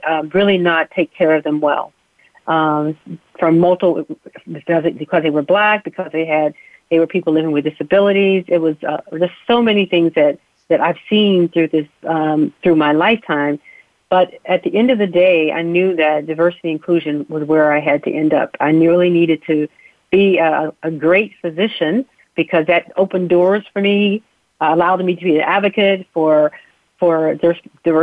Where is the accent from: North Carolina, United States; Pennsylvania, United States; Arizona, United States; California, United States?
Pennsylvania, United States; Uniontown; I was born right outside of Uniontown, Pennsylvania, to two wonderful parents, living in poverty. My father was a coal miner